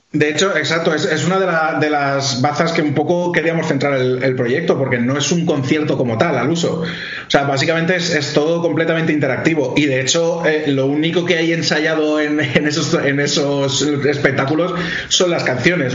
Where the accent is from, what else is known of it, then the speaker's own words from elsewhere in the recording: Alaquàs, Valencian Community, Spain; yo toda mi vida la he hecho aquí en, en Alacuas y nada, carrera, el colegio, instituto